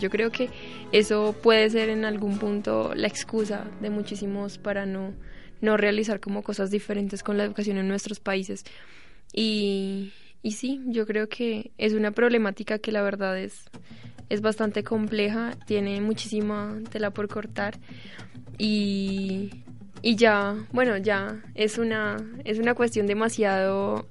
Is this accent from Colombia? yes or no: yes; Colombia; soy de allá